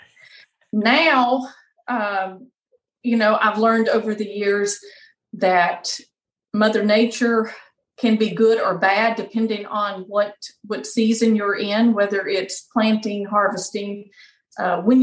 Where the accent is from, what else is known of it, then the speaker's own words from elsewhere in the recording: Warren, Arkansas, United States; I grew up in Warren, Arkansas